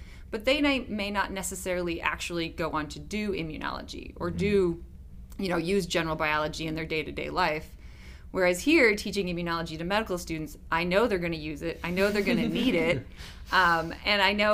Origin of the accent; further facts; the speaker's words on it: Wisconsin, United States; moved away as an adult; also born or lived in Pennsylvania; I'm originally from Wisconsin